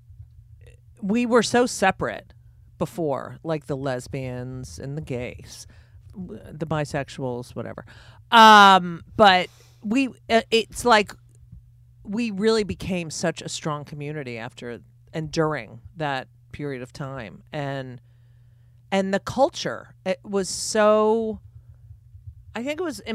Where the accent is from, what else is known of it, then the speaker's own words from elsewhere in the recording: New Jersey, United States; I grew up in New Jersey.